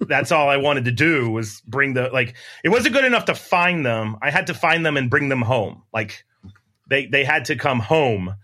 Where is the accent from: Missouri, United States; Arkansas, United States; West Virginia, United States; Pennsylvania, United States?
West Virginia, United States; Wheeling; also born or lived in Huntington, West Virginia; I grew up in Wheeling where we have, like, t, five snake species